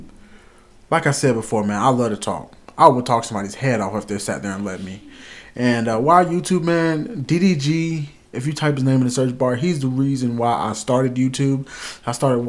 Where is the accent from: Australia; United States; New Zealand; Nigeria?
United States; South Carolina; born there; also born or lived in Arkansas; My childhood, I was born in South Carolina. I moved a lot. I moved from South Carolina to North Carolina to Arkansas, back to a part of North Carolina, then to another part, which was basically like 20 minutes away.